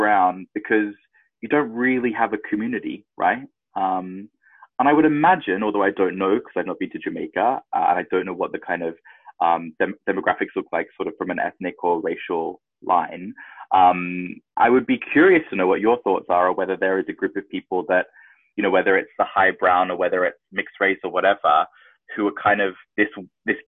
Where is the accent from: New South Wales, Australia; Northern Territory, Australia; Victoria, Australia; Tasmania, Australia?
New South Wales, Australia; Sydney; now in United Kingdom; the part of Sydney that I grew up in, again, was super duper white